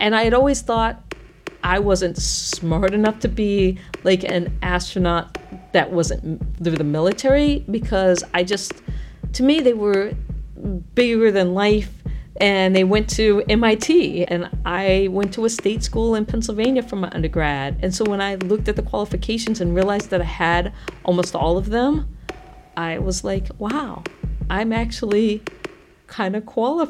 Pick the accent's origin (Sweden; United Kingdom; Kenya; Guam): Guam; I was born on Guam because my father was working at the NASA tracking station during the Apollo missions.